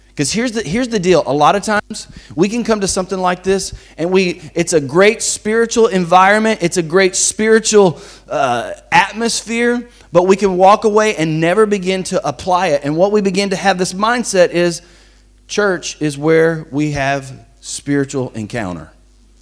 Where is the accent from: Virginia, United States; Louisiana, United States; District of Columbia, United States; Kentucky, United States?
Louisiana, United States; Bossier City; moved away as an adult; I never thought that I would leave the town that I grew up in. I'm from Bossier City, Louisiana